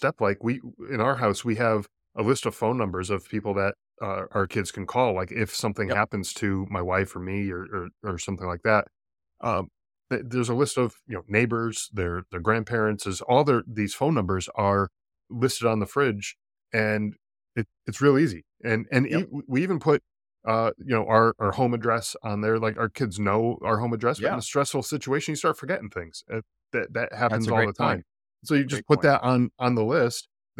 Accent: East Coast, United States; now in Arizona, United States; You know, it's interesting because I'm originally from the East Coast, moved out to Arizona here where I am

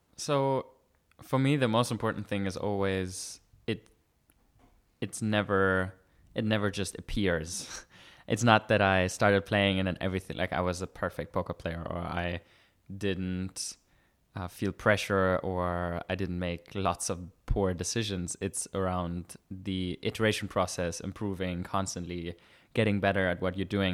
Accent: Germany; moved away as an adult; now in Vienna, Austria; I was born in Germany

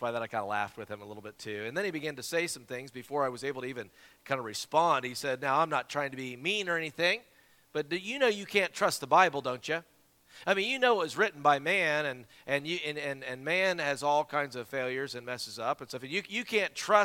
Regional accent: Simpsonville, South Carolina, United States; That's my hometown, Simpsonville, Greenville area there

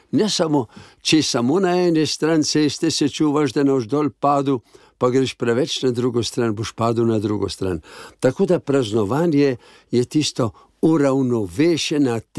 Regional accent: Slovenia; To pa pomeni, da smo našli Slovenci

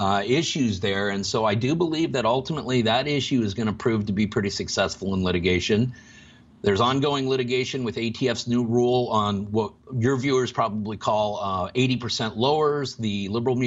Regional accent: Washington, United States; My home state, Washington

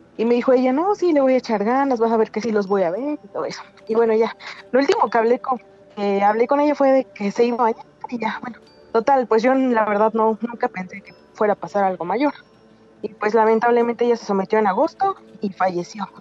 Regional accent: Puebla, Mexico; Soy de Puebla

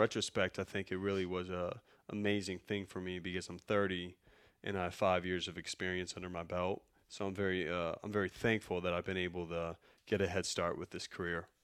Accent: Chicago, Illinois, United States; I'm from Chicago

